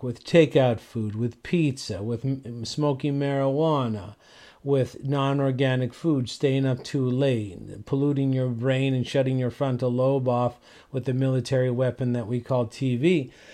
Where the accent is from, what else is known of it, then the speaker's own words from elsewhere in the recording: St. John's, Newfoundland and Labrador, Canada; moved away; I was from Saint John's, Newfoundland